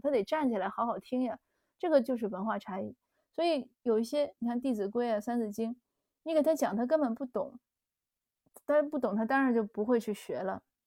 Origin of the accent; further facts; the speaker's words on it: China; moved away as an adult; now in Canada; 包括我自己从小在国内长大